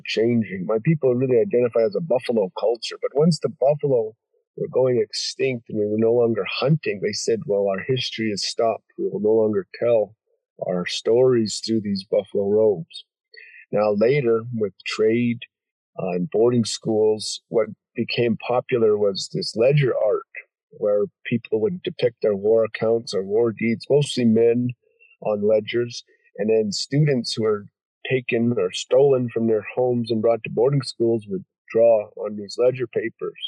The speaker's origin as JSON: {"language": "English", "town": "Browning", "region": "Montana", "country": "United States", "tie": "born or raised there", "moved": "as an adult", "lives_now": "Kalispell, United States", "said": "I'm from Browning, Montana, Blackfeet Reservation"}